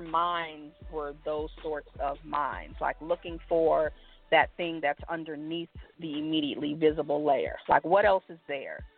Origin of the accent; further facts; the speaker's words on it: New York City, New York, United States; now in Houston, United States; that's home, born and raised in the Bronx